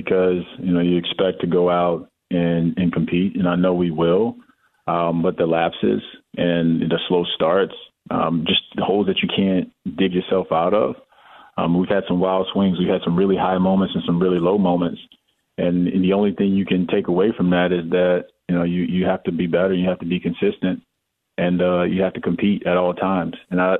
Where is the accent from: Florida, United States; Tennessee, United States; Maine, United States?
Florida, United States; Miami; It was different for me because I come from Miami, which is a place that had a lot to do externally.